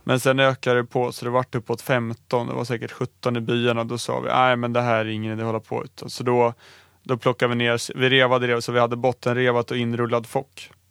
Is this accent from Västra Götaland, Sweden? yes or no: no; Stockholm, Stockholm County, Sweden; jag som stockholmare